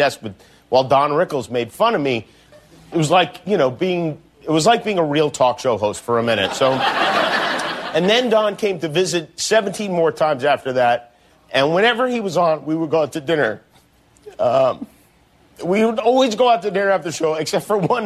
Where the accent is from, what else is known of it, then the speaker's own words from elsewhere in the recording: Las Vegas, Nevada, United States; I grew up in Las Vegas